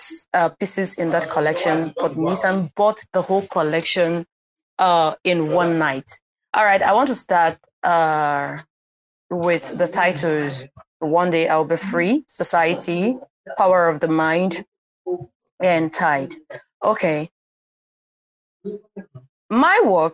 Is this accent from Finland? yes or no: no; Nigeria; I come from Nigeria, Igbo tribe